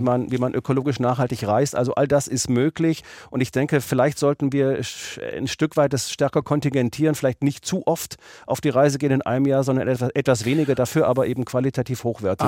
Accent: Germany; ich bin Deutscher

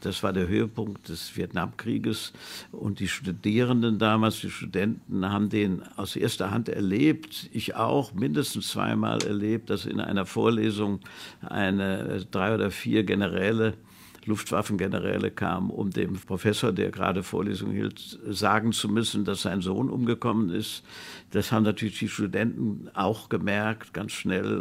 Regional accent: Hofheim am Taunus, Hesse, Germany; wie sie uns als Kinder auf den Kapellenberg in Hofheim im Taunus mit Jeeps hochgezogen haben

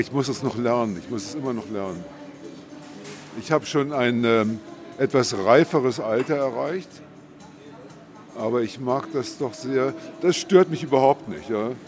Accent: Beeskow, Brandenburg, Germany; also born or lived in Dortmund; now in Berlin, Germany; Ich komme aus der Umgebung. Ja. Brandenburg, Besko an der Spree

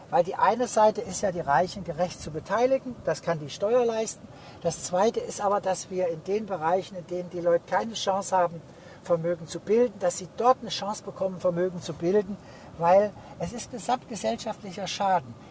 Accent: Heidelberg, Baden-Württemberg, Germany; Ich komme aus Heidelberg, sehr reiche Gegend.

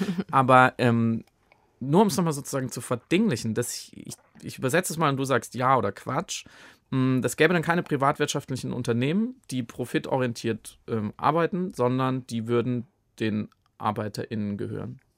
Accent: Baden-Württemberg, Germany; ich komme auch aus Baden, ganz ursprünglich

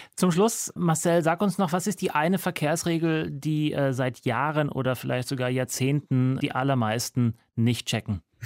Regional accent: Upper Bavarian countryside, Germany; moved away; also born or lived in United States; Da, wo ich herkomme, aus der oberbayerischen Provinz

